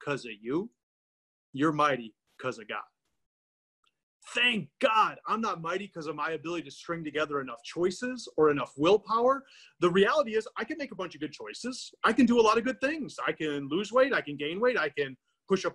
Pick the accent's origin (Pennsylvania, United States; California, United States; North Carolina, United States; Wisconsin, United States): Wisconsin, United States; Milwaukee; I grew up in Milwaukee, Wisconsin